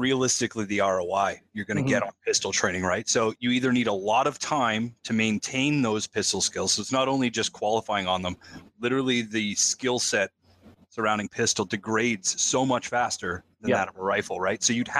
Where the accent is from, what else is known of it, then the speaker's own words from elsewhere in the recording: Canada; I'm an outsider as a Canadian